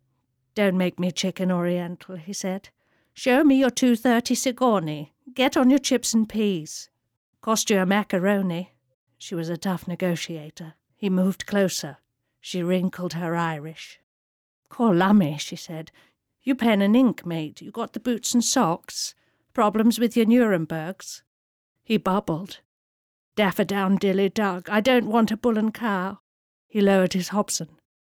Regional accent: India; it was a wonderful time, actually, growing up in India. I was absolutely free in those days, you know. Really, you could just... Well, it was so safe in India.

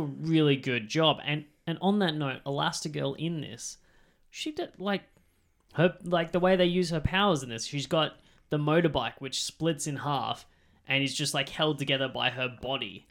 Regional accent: Australia; accent: Australian; with our accent

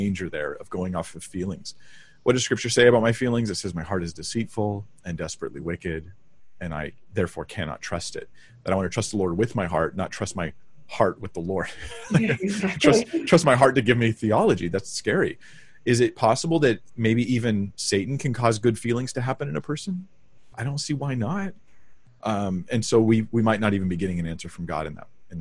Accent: Cypress, California, United States; I was raised in Cyprus and here in Orange County, North Orange County in Cyprus

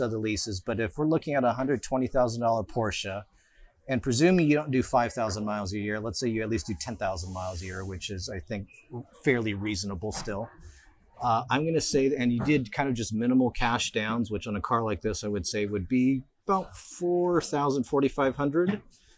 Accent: Philippines; accent: fobby accent; moved away; I'm Filipino

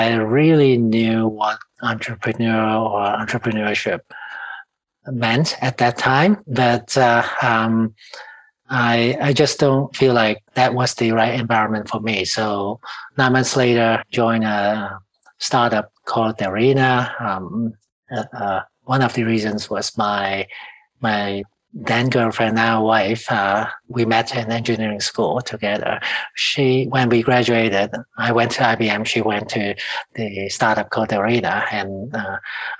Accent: Hong Kong; now in Canada; I was born and raised in Hong Kong

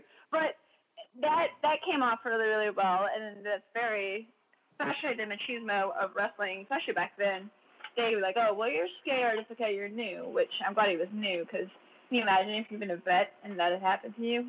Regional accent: Georgia, United States; No, man, we're from Georgia, we're from here, you know.

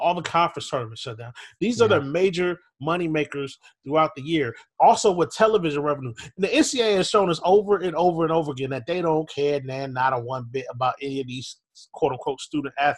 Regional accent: Minneapolis, Minnesota, United States; I grew up in Minneapolis, Minnesota

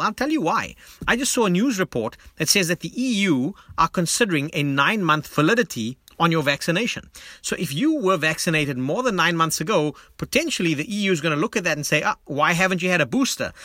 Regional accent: South Africa; moved away; as a South African, yes, living globally, but someone who desperately wants to come back to South Africa, spend time with family and friends

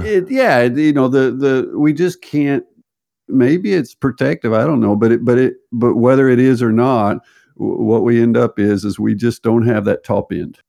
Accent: United States; moved away as an adult; also born or lived in Berkeley, California / Texas / Arkansas / Dallas, Texas; now in Norway; I was raised in the Southern United States, Texas, and Arkansas

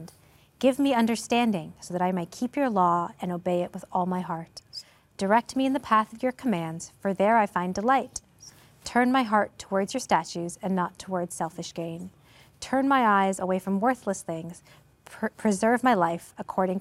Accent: Toronto, Ontario, Canada; moved away as an adult; now in Guelph, Canada; we moved from Toronto to Guelph, which is like a smaller-ish town. And it was terrifying for me to leave my birthplace

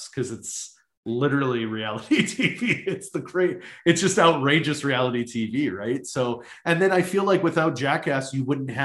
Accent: Winnipeg, Manitoba, Canada; also born or lived in Toronto; Born and raised in Winnipeg. I lived in Toronto for 5 years

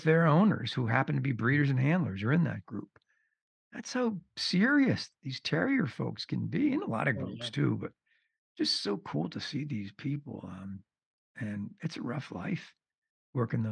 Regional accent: East Coast, United States; growing up on the East Coast

